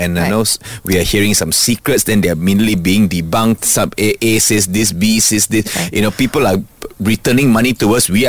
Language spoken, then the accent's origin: English; Singapore; And you can trust me because I'm from Singapore.